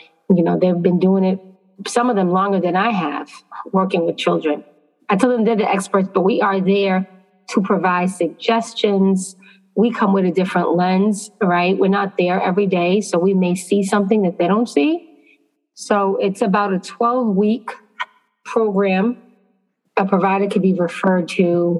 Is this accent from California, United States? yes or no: no; Boston, Massachusetts, United States; now in New York, United States; I'm originally from Boston, Massachusetts, so most of my experience is there